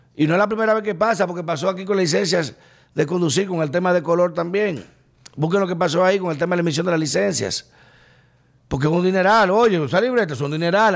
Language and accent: Spanish; Dominican Republic